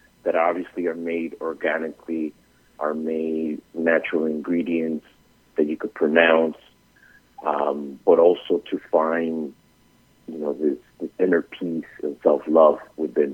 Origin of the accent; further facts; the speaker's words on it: New York City, New York, United States; also born or lived in Bogotá, Colombia; I was born in Bogota, but raised in Brooklyn